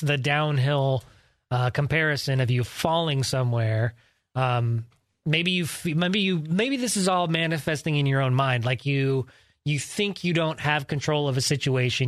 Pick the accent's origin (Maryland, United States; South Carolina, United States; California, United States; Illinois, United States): California, United States; Georgetown; born or raised there; also born or lived in Sacramento, California